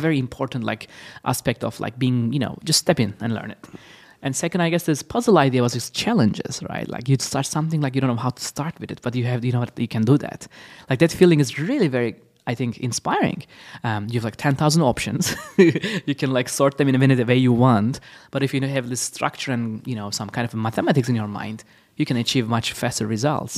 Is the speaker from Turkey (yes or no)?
yes; Istanbul, Turkey; now in Los Angeles, United States; I'm originally from Istanbul, Turkey.